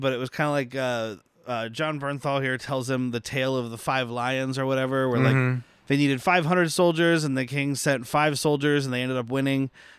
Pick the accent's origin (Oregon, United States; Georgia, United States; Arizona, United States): Arizona, United States; I'm from Arizona